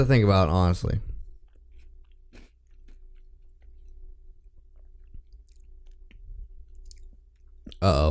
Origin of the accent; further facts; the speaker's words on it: the South, United States; we grew up in the South